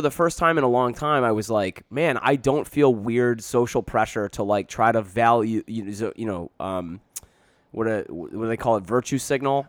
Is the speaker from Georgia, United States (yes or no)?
no; Canton, Michigan, United States; I grew up right next to Dearborn, I grew up in Plymouth, Canton, Michigan